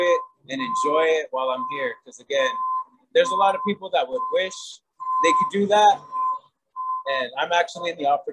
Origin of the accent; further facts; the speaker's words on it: Santa Fe, New Mexico, United States; I am from Santa Fe